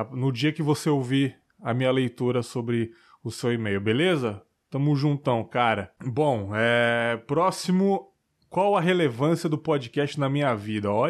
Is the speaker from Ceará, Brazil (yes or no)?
no; Mauá, São Paulo, Brazil; tenho 40 anos, sou de Mauá, Mauá, São Paulo.